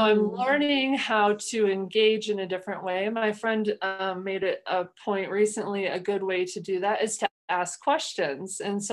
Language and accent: English; Midwest, United States; moved away; I am from the Midwest, culturally, our communication style, I think, is just different in general